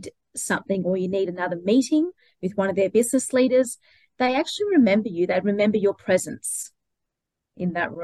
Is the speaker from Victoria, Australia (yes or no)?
yes; Melbourne, Victoria, Australia; moved away as an adult; now in Brisbane, Australia; I'm originally from Melbourne